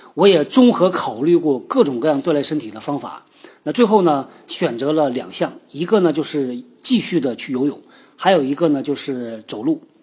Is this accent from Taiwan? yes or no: no; China; 是我们中国人开发的